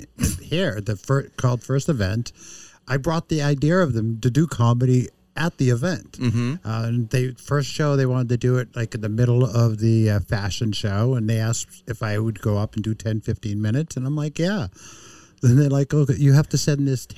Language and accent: English; Boston, Massachusetts, United States; when I grew up in Boston as a mm-hmm. kid, when I was 18, I was a bouncer